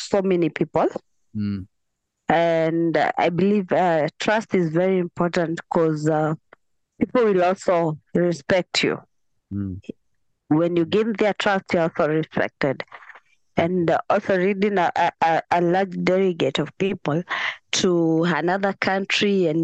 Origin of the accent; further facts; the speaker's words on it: Nairobi, Kenya; I'm from Kenya. In Nairobi.